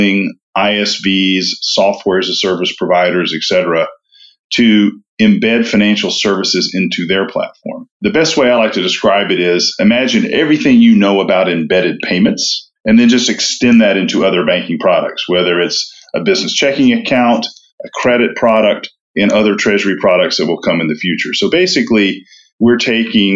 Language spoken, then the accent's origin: English; Knoxville, Tennessee, United States; moved away as an adult; also born or lived in Auburn, Alabama; now in Atlanta, United States; I grew up in East Tennessee, Knoxville, Tennessee